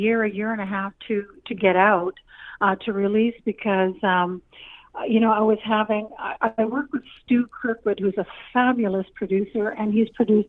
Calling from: Alberta, Canada; It's a winter fest here up in Alberta.

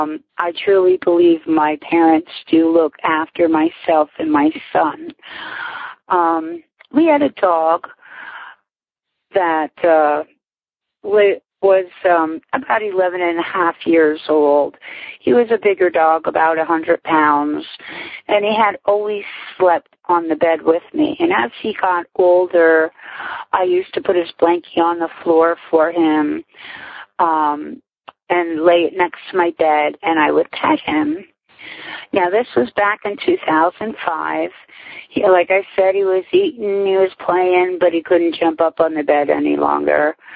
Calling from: Whitehall, Pennsylvania, United States; I'm calling from Whitehall, PA

